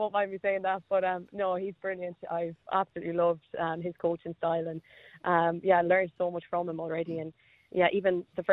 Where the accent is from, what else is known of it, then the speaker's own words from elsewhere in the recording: Mayo, Connacht, Ireland; moved away as an adult; also born or lived in Perth, Australia; now in Adelaide, Australia; I'm actually from Ireland in a place called Mayo